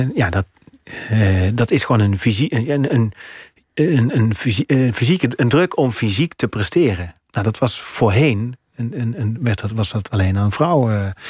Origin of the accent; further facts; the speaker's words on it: Gemert, North Brabant, Netherlands; accent: zachte G; moved away as an adult; now in Amsterdam, Netherlands; uit het Brabantse dorp waar ik vandaan kom